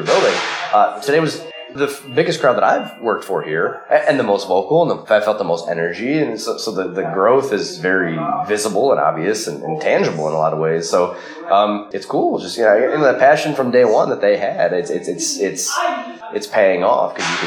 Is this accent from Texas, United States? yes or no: no; Cleveland, Ohio, United States; I'm always announced from Cleveland, and I'm proud to be from there